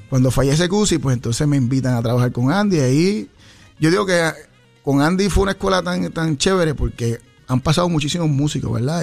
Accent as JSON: {"language": "Spanish", "town": "Ponce", "country": "Puerto Rico", "tie": "born or raised there", "said": "yo soy de Ponce, natural de Ponce"}